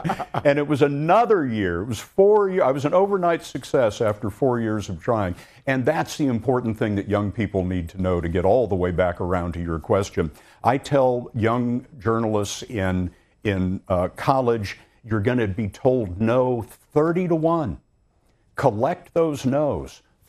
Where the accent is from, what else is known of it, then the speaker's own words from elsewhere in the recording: Lubbock, Texas, United States; The people that I grew up with in Lubbock, Texas, it's a farming community.